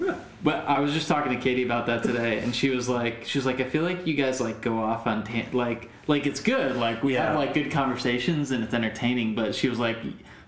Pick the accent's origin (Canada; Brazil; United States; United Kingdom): United States; Connecticut; I grew up in Connecticut. It's all white there.